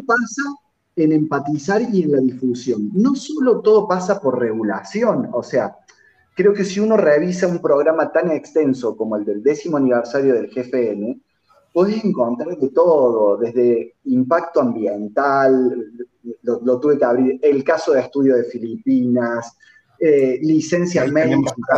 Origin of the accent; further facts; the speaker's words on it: Argentina; los argentinos